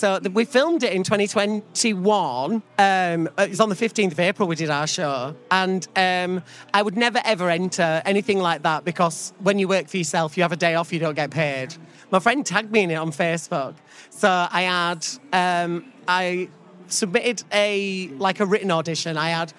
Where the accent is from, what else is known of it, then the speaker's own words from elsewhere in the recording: Keighley, Yorkshire and the Humber, United Kingdom; Keighley Pride next week, which they're a wonderful committee. They've got so much heart. To see that in my hometown, they're raising an LGBTQ plus flag outside the town hall, it made me so emotional, because it wasn't the easiest thing growing up in that place.